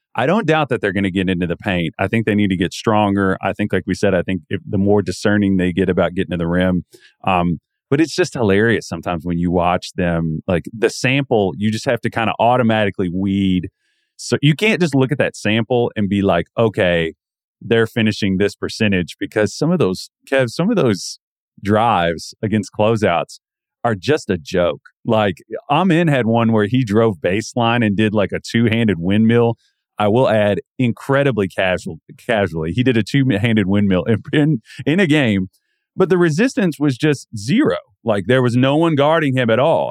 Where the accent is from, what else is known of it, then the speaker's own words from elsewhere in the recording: the South, United States; growing up in the South